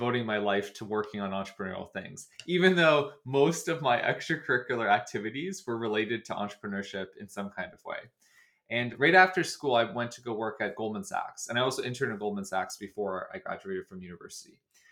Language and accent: English; Dartmouth, Nova Scotia, Canada; moved away as an adult; also born or lived in Washington, D.C. / Toronto; I grew up in Dartmouth, Nova Scotia, and I spent virtually my entire childhood in Nova Scotia.